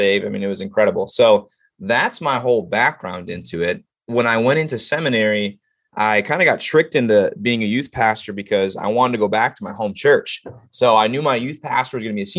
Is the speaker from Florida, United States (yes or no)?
no; Illinois, United States; also born or lived in Dallas, Texas; now in Ohio, United States; I am from a small town. What's unique about the small town I grew up in Illinois